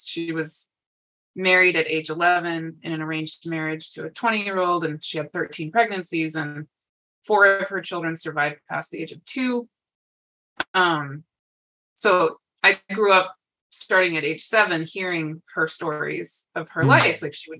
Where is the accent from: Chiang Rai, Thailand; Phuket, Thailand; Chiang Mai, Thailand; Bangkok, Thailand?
Bangkok, Thailand; born there; So I was born in Bangkok, Thailand, and my family is very international.